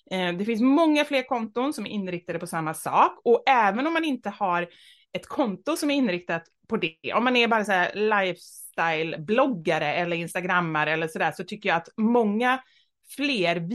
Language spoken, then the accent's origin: Swedish; Gothenburg, Västra Götaland, Sweden; moved away; jag är uppvuxen i Kortedala, en förort. Eh, jag skulle säga Göteborg. gangsterförort. Ja, Göteborg, precis.